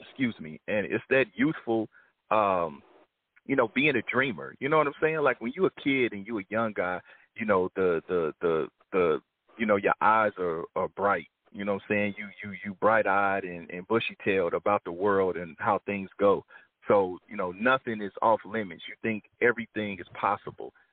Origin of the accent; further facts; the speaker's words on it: Kansas City, Missouri, United States; moved away as an adult; now in Los Angeles, United States; Born and raised in Kansas City, you know, but I've been in L.A. half of my life now